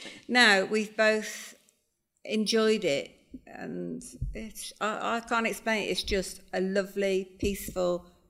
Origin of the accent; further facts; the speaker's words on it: Worcester, West Midlands, United Kingdom; now in Spain; I'm from Worcester originally.